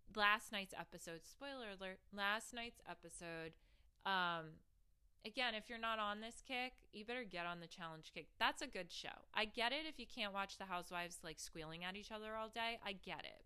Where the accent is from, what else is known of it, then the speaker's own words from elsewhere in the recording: New Jersey, United States; I'm from Jersey